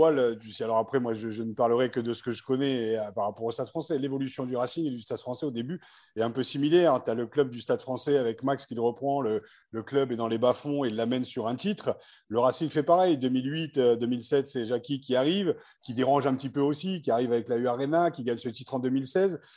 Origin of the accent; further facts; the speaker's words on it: Île-de-France, France; Moi, je suis joueur issu de l'île de France